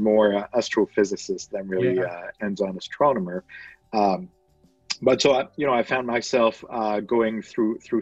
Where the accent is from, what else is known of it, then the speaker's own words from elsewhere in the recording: France; I was born and raised in France